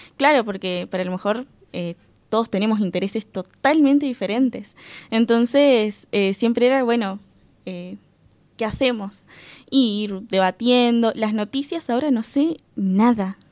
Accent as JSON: {"language": "Spanish", "town": "Guichón", "region": "Paysandú", "country": "Uruguay", "moved": "as an adult", "lives_now": "Salto, Uruguay", "said": "soy de Guichón, departamento de Paysandú."}